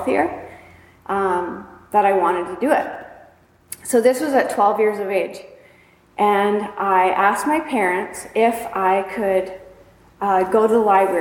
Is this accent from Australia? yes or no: no; New Liskeard, Ontario, Canada; We were raised up in New Liskeard, Ontario, way up north in Canada